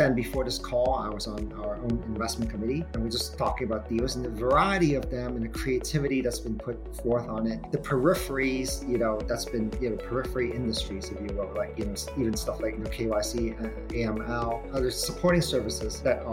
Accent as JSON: {"language": "English", "country": "Hong Kong", "tie": "born or raised there", "said": "I'm the good boy from Hong Kong, meaning, you know, so born and raised in Hong Kong"}